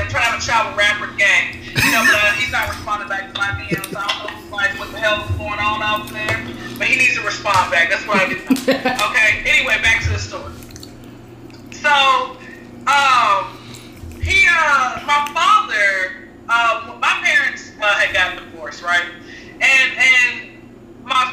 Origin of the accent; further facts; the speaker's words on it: Atlanta, Georgia, United States; Born and raised in Atlanta